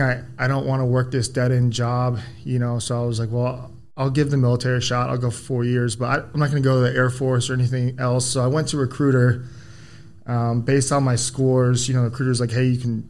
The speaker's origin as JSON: {"language": "English", "town": "Cocoa Beach", "region": "Florida", "country": "United States", "tie": "born or raised there", "said": "I was born and raised in Florida"}